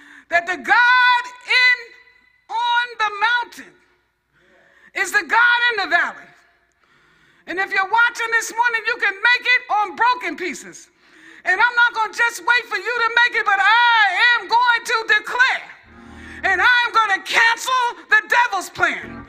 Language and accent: English; New York, United States; I'm from New York.